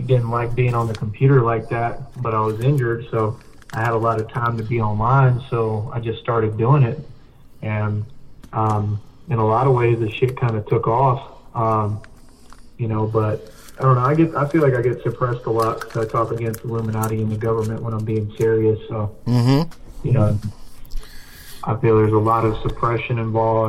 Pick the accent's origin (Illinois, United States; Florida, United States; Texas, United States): Texas, United States; Austin; also born or lived in San Antonio, Texas; I was born in Austin, but right now I live, like, near San Antonio area